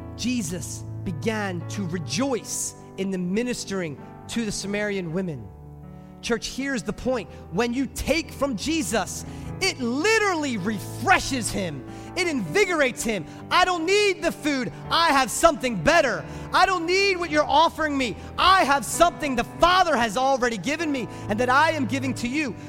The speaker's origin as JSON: {"language": "English", "country": "United States", "said": "we as nice American Christians and parents"}